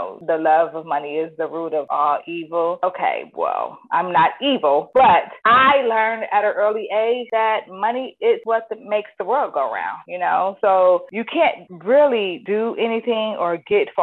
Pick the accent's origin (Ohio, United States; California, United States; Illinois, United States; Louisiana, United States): California, United States; Inglewood; I am from Inglewood, California.